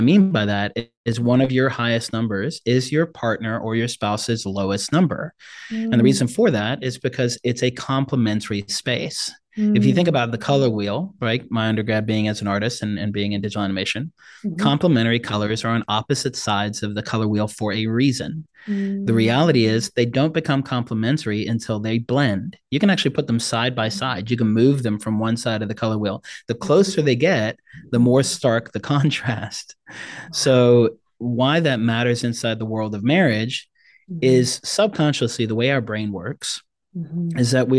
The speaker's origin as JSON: {"language": "English", "country": "DR Congo", "also_born_or_lived": "South Africa", "moved": "yes", "lives_now": "United States", "said": "I'm a South African born Congolese refugee kid who came over to the States on asylum status. And my dad spoke 13 languages. We spoke 3. I've had 26 addresses and I've lived in 5 different countries."}